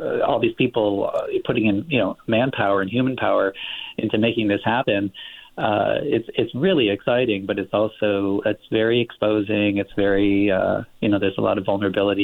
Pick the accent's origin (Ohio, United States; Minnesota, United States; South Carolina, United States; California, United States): California, United States; Los Angeles; moved away as an adult; also born or lived in Texas / Massachusetts / Midwest; born and raised in Los Angeles in the San Fernando Valley